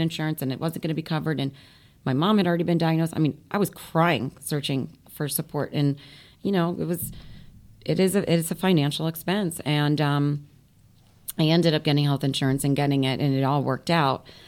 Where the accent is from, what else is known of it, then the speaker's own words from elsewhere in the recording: Florida, United States; moved away as an adult; now in New York, United States; growing up in Florida, my parents were from up here, New York, Brooklyn, and New Jersey